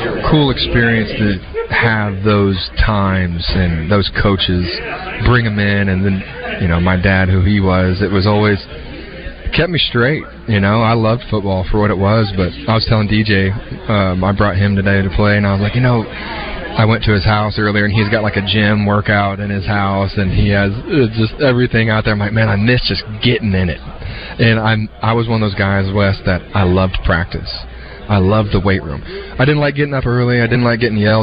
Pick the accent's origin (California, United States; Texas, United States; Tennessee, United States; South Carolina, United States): Texas, United States; I'm a first-generation Texan